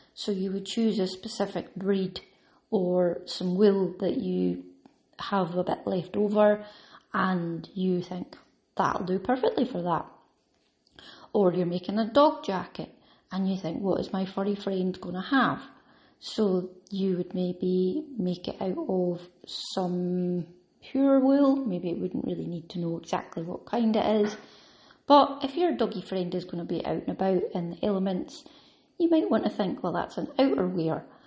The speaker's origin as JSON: {"language": "English", "region": "Scotland", "country": "United Kingdom", "said": "I automatically think of tartan and tweed because I'm Scottish"}